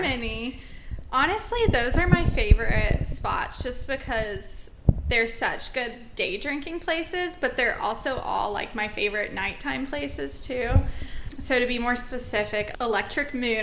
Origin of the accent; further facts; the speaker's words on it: Georgia, United States; now in Savannah, United States; I'm actually from Georgia, but I moved to Savannah about four and a half years ago